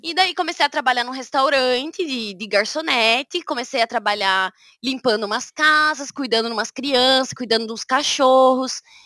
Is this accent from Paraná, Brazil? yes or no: yes; Curitiba, Paraná, Brazil; first language Portuguese; moved away as an adult; now in Groningen, Netherlands; sou curitibana, né? Na verdade, eu sou do interior do Paraná, mas cresci em Curitiba